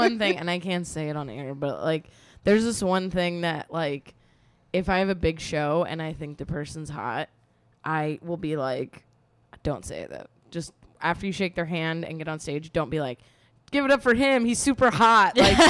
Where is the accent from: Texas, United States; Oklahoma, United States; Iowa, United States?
Texas, United States; I'm from Texas. We learned that in school.